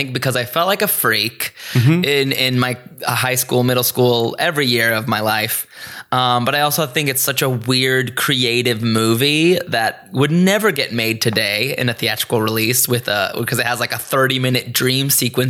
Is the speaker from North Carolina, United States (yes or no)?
yes; Greensboro, North Carolina, United States; now in Los Angeles, United States; I grew up in Greensboro, North Carolina. This was a very suburban, middle-of-the-road kind of town.